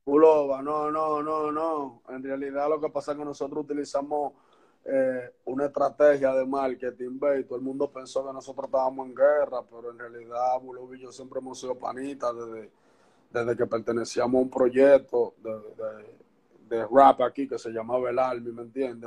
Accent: Santo Domingo Este, Distrito Nacional, Dominican Republic; Yo soy de Santo Domingo, Los Minas, barrio Puerto Rico de Los Minas.

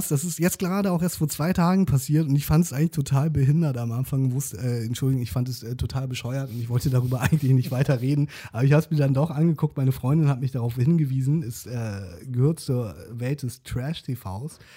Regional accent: South Korea; Für mich als Koreaner äh, war das.

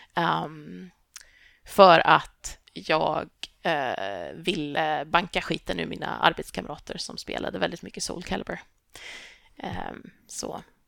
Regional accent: Tibro, Västra Götaland, Sweden; moved away; also born or lived in Lund; jag växte upp i Tibro, vilket är en pytteliten håla i Västergötland.

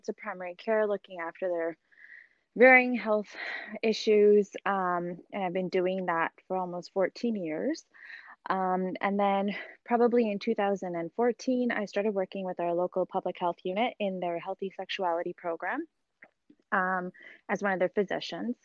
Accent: Edmonton, Alberta, Canada; moved away as an adult; now in Mississauga, Canada; I'm originally from Edmonton, Alberta, Canada, and I did all my training over in Alberta

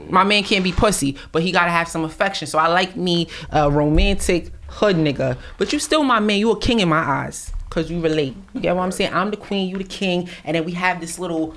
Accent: New York City, New York, United States; I'm from Brooklyn

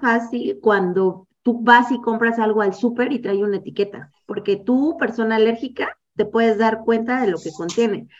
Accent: Mexico; siendo mexicana

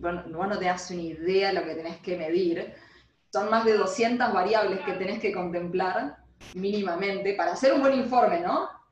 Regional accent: Argentina; cuando volví a Argentina

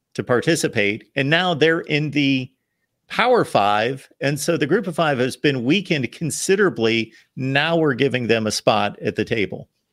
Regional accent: Ohio, United States; moved away as an adult; also born or lived in Connecticut; I grew up in Ohio, spent my younger portion of my life in Ohio, and then moved to New England, spent twenty-one years in Connecticut

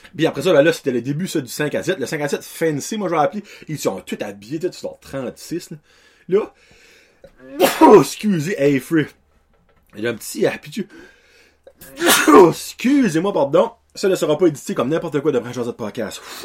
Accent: Acadia, Canada; Moi venant de l'Acadie

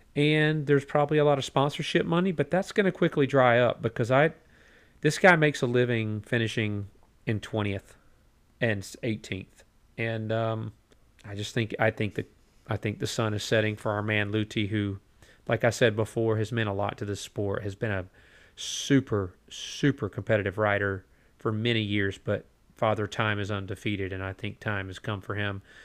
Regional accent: United States; it's just two guys from America

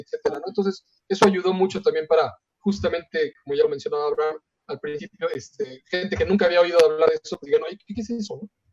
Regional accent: Mexico; una de nuestras cualidades como mexicano

